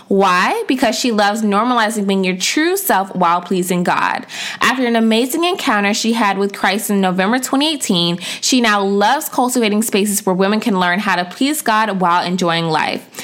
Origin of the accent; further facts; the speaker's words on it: DMV, United States; we're both from the DMV